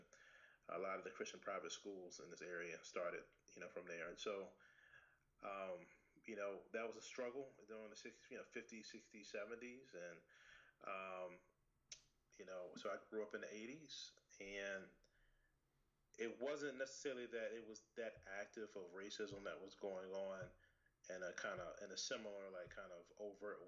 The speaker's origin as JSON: {"language": "English", "town": "Richmond", "region": "Virginia", "country": "United States", "tie": "born or raised there", "said": "I'm from Richmond, Virginia. I've actually lived here my whole life"}